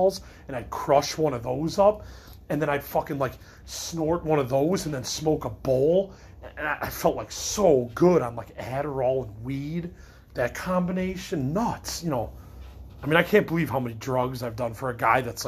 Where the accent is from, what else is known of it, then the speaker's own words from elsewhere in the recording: Midwest, United States; I'm a Midwesterner